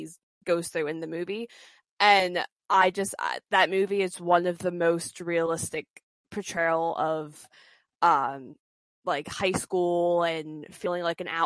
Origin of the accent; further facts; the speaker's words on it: New Jersey, United States; I'm from South Jersey